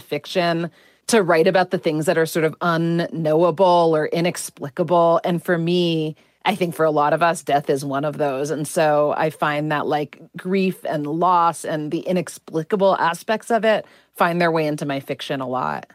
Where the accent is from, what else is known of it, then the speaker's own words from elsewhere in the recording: United States; I'm Indian American